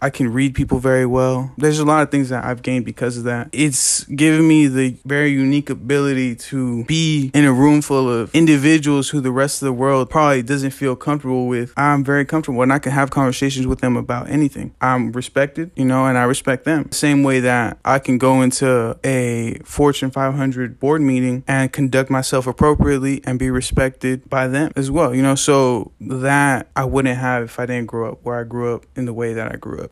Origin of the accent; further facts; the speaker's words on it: Lamont, California, United States; Growing up in Lamont is a really funny thing